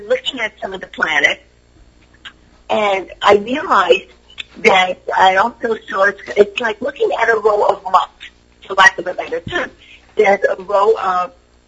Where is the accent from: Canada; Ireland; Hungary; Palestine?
Hungary; moved away; I'm from Europe. I'm a shaman to Hungary